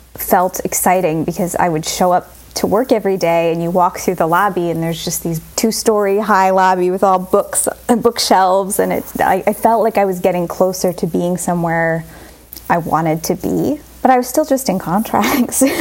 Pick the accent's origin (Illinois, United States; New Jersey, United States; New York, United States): New Jersey, United States; Mount Olive; I am from Mount Olive, New Jersey